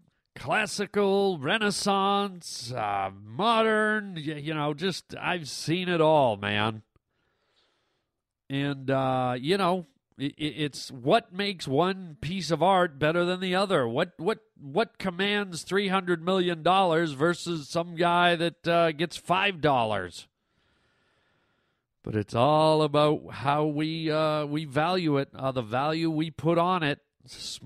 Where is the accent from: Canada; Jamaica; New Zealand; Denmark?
Canada; I'm a Canadian boy